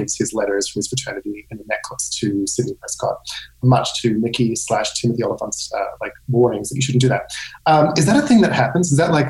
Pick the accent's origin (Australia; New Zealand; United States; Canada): Australia; we in Australia don't really have these. I grew up in Australia.